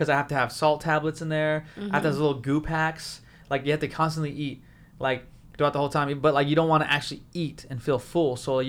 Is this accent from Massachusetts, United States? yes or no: no; Whittier, California, United States; Whittier. That's my hometown.